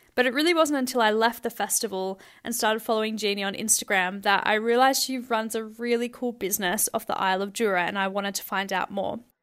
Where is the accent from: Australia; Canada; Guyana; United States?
Australia; I'm an Australian